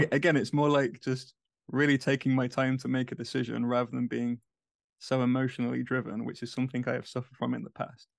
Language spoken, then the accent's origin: English; England, United Kingdom; moved away as an adult; now in United States; as a English person in the U S